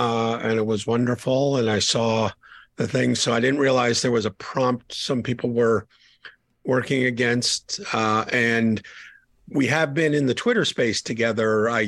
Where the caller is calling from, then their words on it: Atlanta, Georgia, United States; I'm calling from Atlanta